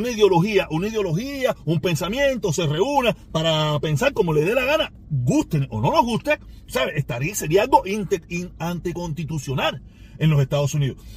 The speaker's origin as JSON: {"language": "Spanish", "country": "Cuba", "said": "Cuba lo único que hizo mi país de origen, el gobierno que dirige mi país, lo único que me llevó fue miseria"}